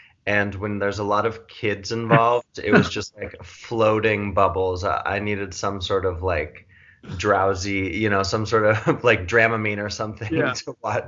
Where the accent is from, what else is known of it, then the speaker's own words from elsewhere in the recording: New York, United States; I'm the outlier by being the New Yorker, but I've come west for the time being.